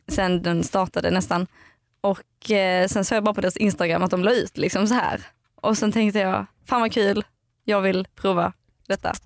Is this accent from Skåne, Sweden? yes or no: yes; outside Eslöv, central Skåne, Sweden; moved away; Jag kommer från eh, Skåne. Mitten, i Skåne, mitten på Skåne typ